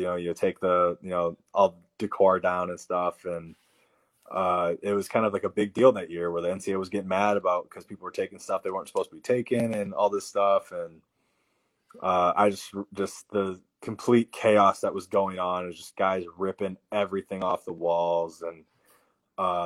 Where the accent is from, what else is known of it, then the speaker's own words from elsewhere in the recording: Iowa, United States; we lived in Iowa